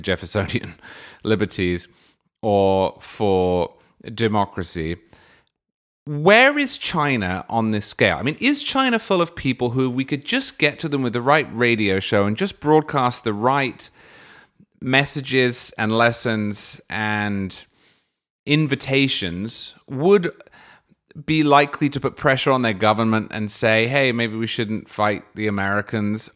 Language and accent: English; United Kingdom; now in Florida, United States; I grew up in Britain